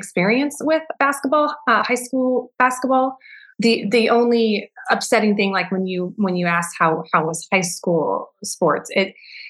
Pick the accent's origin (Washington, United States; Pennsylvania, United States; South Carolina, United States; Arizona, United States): Washington, United States; Enumclaw; I grew up right here in Enumclaw, where I still am with my family